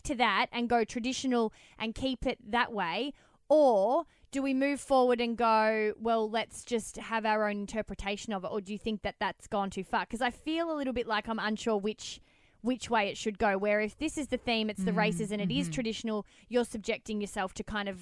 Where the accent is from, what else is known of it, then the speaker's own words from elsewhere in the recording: Melbourne, Victoria, Australia; moved away as an adult; now in Sydney, Australia; we're from Melbourne. So I've been going in particular and my family are very, very into horse racing and stuff. So I've always had it. It's the quintessential Australian upbringing